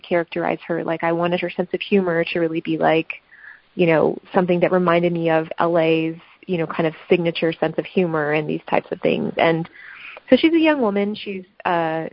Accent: Los Angeles, California, United States; L.A., which is my hometown

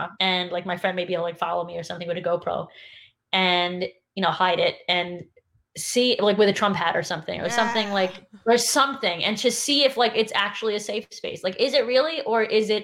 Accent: New York City, New York, United States; I grew up in New York City, and it's like half of the people in my class were black

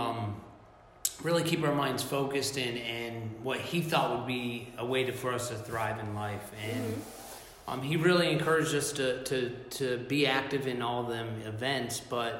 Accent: South Florida, United States; I was born and raised in South Florida

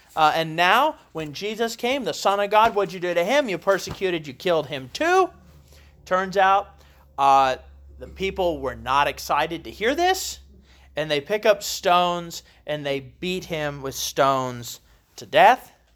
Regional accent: Columbus, Ohio, United States; now in Kentucky, United States; I grew up in Columbus, Ohio, where we swear up and down there are no accents

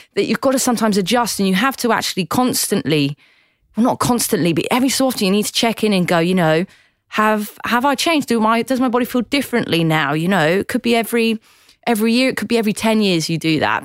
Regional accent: Newquay, South West England, United Kingdom; moved away as an adult; now in Sydney, Australia; I love Cornwall. I'm very proud that I uh, grew up there

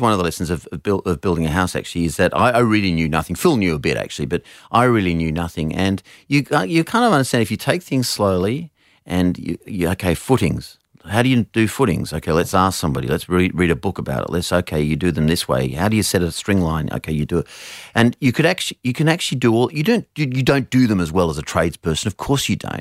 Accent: Australia; as an Australian man

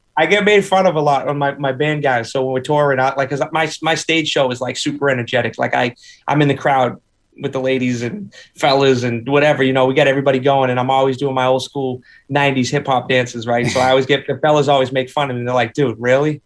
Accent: Boston, Massachusetts, United States; also born or lived in Nashville; I grew up in a three decker, triple decker

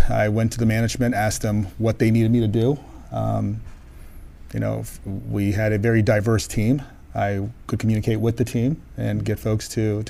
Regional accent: Washington, District of Columbia, United States; I'm born in Washington, D.C.

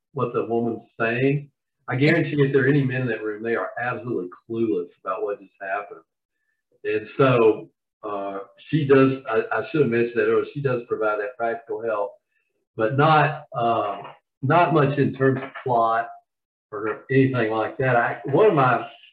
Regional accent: Georgia, United States; accent: Southern; now in Charlotte, United States; I'm from Georgia originally

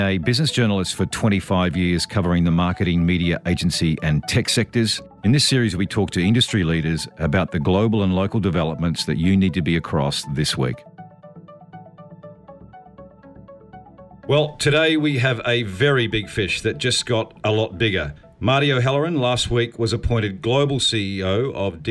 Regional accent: New Zealand; I am a New Zealander

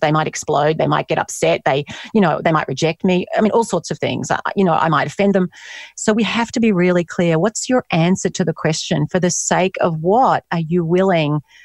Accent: Australia; moved away as an adult; also born or lived in United States; being Australian

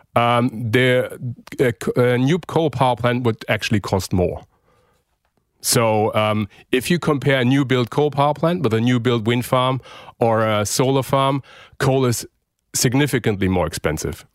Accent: Germany; now in Australia; my home country, Germany

